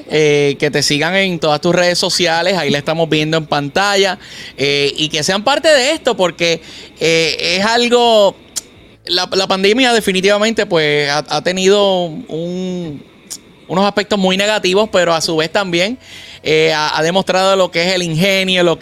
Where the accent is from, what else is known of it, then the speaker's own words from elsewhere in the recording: Fajardo, Puerto Rico; yo soy cariduro de Fajardo.